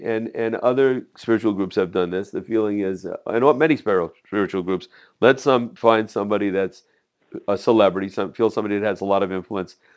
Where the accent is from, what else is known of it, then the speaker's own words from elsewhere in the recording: Jersey City, New Jersey, United States; I'm from Jersey City